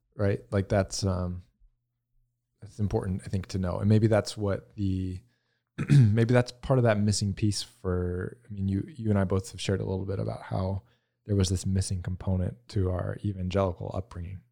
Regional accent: the South, United States; I'm from the South, so I have a lot of that Southern Baptist

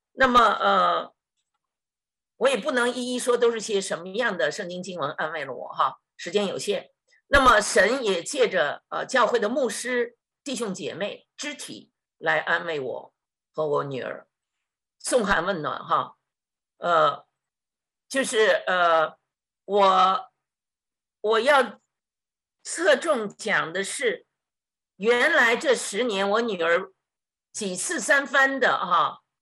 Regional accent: China; moved away; 我们中国人说这一劫

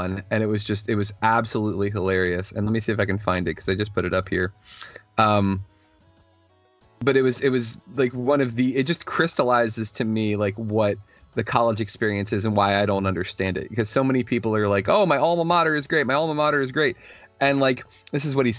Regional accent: Virginia, United States; my state, my home state

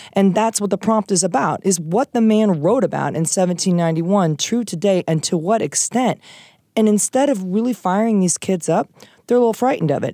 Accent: Iowa, United States; moved away; I'm from Iowa originally

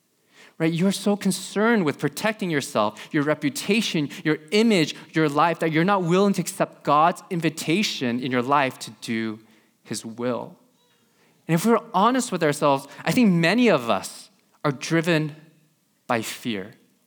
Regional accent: California, United States; just growing up in Silicon Valley, you know, just growing up in this environment.

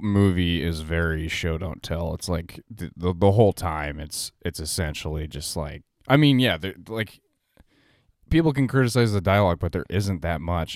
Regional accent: Denver, Colorado, United States; I'm from Denver

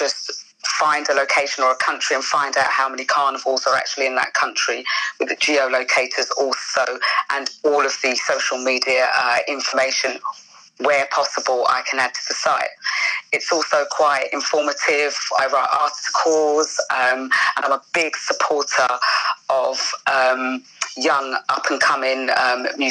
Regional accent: United Kingdom; I'm British born also.

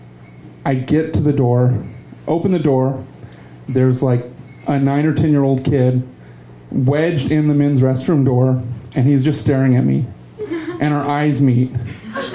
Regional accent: Texas, United States; growing up in Texas, been going to HEB 30 years more.

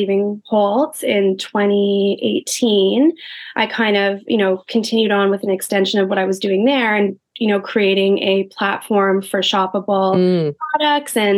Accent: Winnipeg, Manitoba, Canada; moved away as an adult; now in New York, United States; growing up in Winnipeg, which Alia and I are both actually from Winnipeg

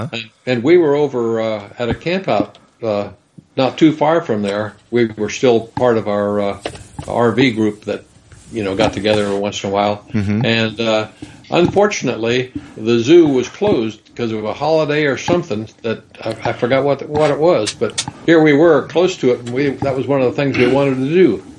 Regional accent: Kansas, United States; growing up in Kansas on a farm

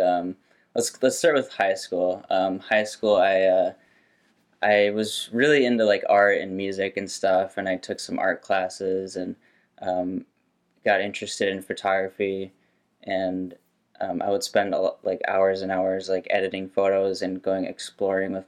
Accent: St. Paul, Minnesota, United States; I grew up in St. Paul, Minnesota

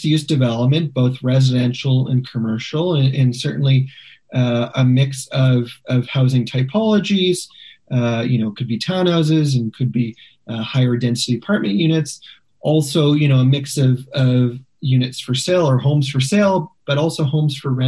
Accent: Regina, Saskatchewan, Canada; now in Calgary, Canada; In Calgary, there's so few people who want to talk about Regina with me, so I appreciate the opportunity to be able to talk about my hometown

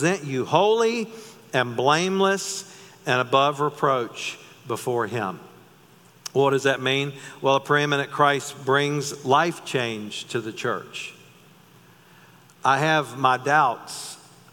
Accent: North Carolina, United States; I grew up in North Carolina

